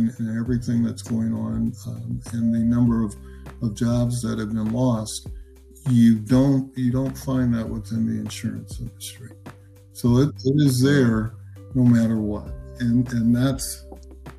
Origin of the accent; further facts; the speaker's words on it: Omaha, Nebraska, United States; I'm from Nebraska. I'm originally from Omaha, Nebraska